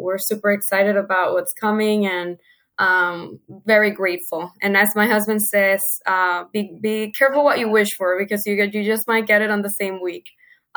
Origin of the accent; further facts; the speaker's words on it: Venezuela; moved away as an adult; now in United States; I'm originally from Venezuela, like you mentioned before. My sister and I moved to the States about 8 years ago to go to school